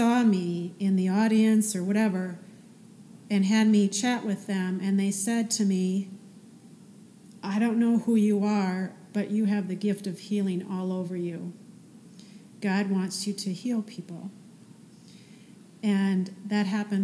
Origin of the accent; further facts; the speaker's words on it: near Green Bay, Wisconsin, United States; moved away; I went back to my hometown a couple weeks later, 5 hours away by Green Bay